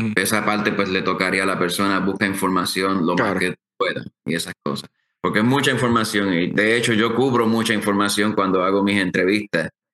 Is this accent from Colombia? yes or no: no; Aguadilla, Puerto Rico; moved away as an adult; also born or lived in Mayagüez, Puerto Rico / Washington State; nací en Mayagüez y me crié en Aguadilla